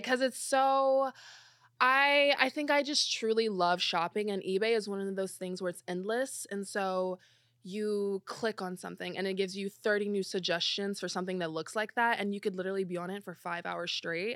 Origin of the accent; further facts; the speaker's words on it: Belleville, Illinois, United States; moved away as an adult; also born or lived in Missouri / St. Louis; I'm from Belleville, Illinois.